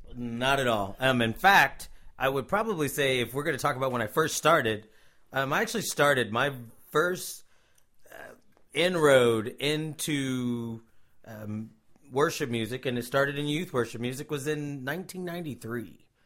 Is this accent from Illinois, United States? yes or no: no; Cincinnati, Ohio, United States; moved away as an adult; now in Tulsa, United States; I am originally from Cincinnati, Ohio, um, the great state of Ohio. Um, moved to Tulsa, Oklahoma, around two thousand